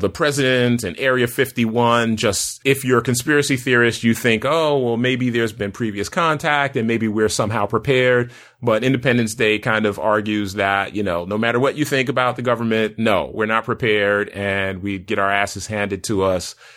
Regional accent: United States; as an American science fiction lover

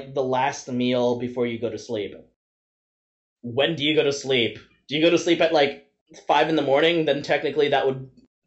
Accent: Vancouver, British Columbia, Canada; I'm from Vancouver

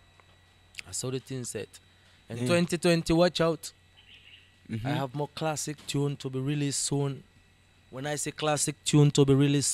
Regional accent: Freetown, Western Area, Sierra Leone; I'm born and raised in SL. Uh-huh. Born and raised in Freetown in King Tom.

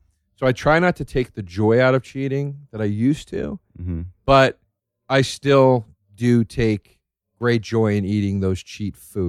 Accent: Philadelphia, Pennsylvania, United States; moved away; we're both from Philly.

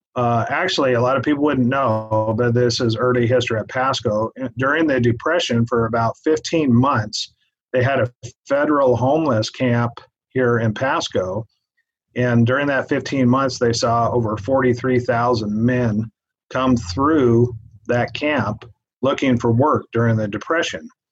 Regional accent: Everett, Washington, United States; moved away as an adult; now in Tri-Cities, United States; originally, we're from the Everett area.

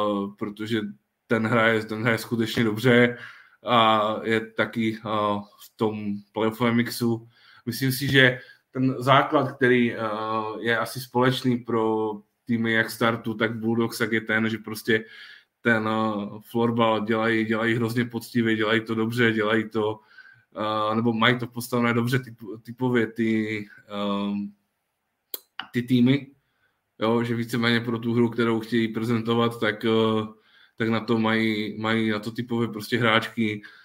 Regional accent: Ostrava region, Moravian-Silesian Region, Czechia; u nás na Ostravsku

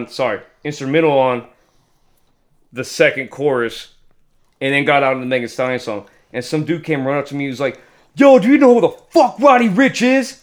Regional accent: Germany; Well, it's not that machine. I'm from Germany.

